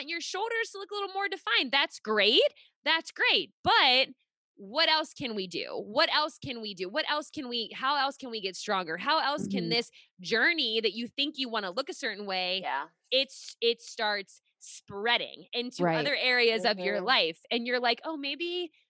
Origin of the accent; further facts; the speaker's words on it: Pittsburgh, Pennsylvania, United States; moved away as an adult; now in Rhode Island, United States; I'm actually originally from Pittsburgh. We live in Rhode Island now, but I was, lived in Pittsburgh for 26 years